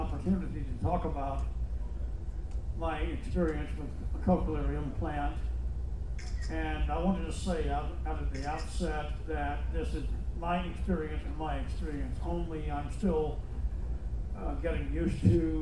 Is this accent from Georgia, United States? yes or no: yes; Loganville, Georgia, United States; I'm from Loganville, Georgia